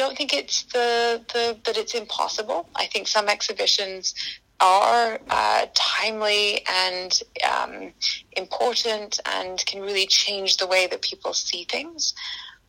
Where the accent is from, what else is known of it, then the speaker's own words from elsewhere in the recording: Scotland, United Kingdom; moved away as an adult; now in United States; I'm from Scotland. We have a population of about 5.5 million people there.